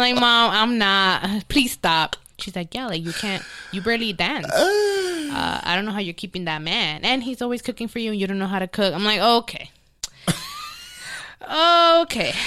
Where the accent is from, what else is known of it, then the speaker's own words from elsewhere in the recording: New York City, New York, United States; now in Los Angeles, United States; I grew up in the Bronx